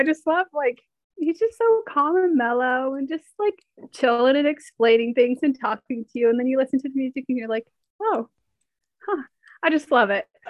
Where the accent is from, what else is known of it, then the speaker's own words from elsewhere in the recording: Pennsylvania, United States; I'm also from Pennsylvania